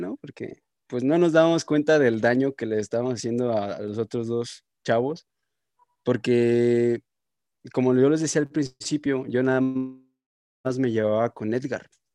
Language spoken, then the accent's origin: Spanish; Irapuato, Guanajuato, Mexico; moved away as an adult; Yo soy de Irapuato, está 30 minutos, una hora